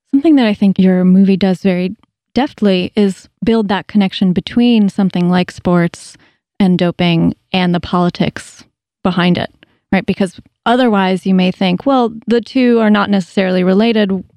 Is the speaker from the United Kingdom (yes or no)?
no; Russia; moved away; also born or lived in Moscow; I grew up in Russia and went to school in Moscow for a couple of years when I was younger.